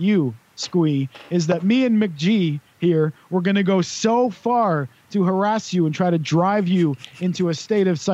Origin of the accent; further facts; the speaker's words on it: Wales, United Kingdom; also born or lived in Cwmbran, South Wales; when you're Welsh